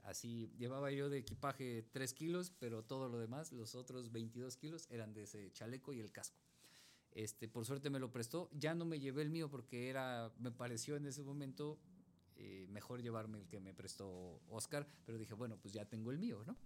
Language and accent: Spanish; Mexico City, Mexico; yo, yo crecí en Iztapalapa